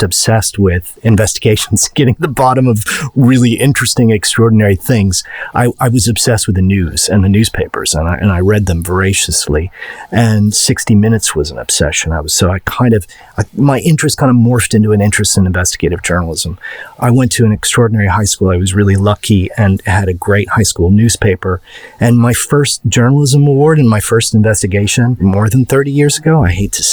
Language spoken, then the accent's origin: English; outside of Chicago, Illinois, United States; I grew up outside of Chicago